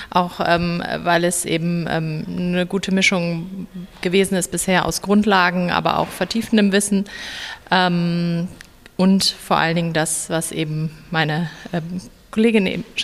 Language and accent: German; Düsseldorf, North Rhine-Westphalia, Germany; Ich komme aus Düsseldorf.